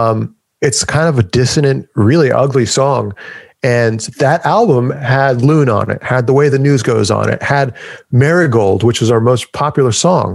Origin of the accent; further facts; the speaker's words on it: United States; as an American